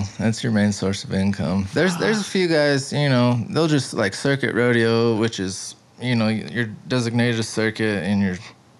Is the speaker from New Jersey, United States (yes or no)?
no; Albuquerque, New Mexico, United States; also born or lived in Stanley, New Mexico / Moriarty, New Mexico; So when I was 10, I lived in that house. But I grew up in Albuquerque and then Stanley, which is about 20 minutes up the road here. So I'm pretty close to right here, actually.